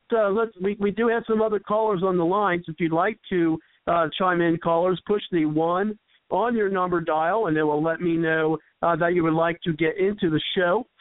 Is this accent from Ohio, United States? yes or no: yes; Ohio, United States; moved away; from my hometown uh, call in uh, with yeah. the area code uh, five one three.